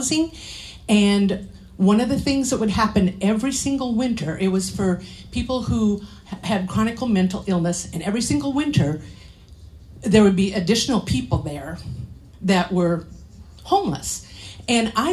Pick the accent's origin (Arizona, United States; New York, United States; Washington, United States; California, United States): Washington, United States; Curlew; also born or lived in Colville, Washington; I was born in Colville, raised in Curlew, so I'm very countrified